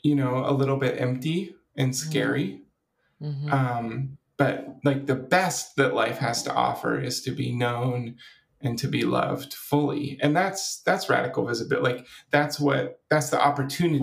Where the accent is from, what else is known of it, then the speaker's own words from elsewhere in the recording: Washington, United States; now in California, United States; I grew up in Washington State as a part of a conservative Christian denomination